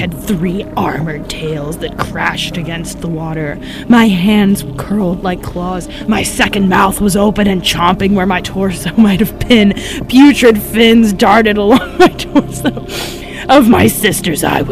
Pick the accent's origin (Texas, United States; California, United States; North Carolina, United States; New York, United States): North Carolina, United States; a tiny town on the North Carolina coast, United States; I'm from a tiny, tiny town on the North Carolina coast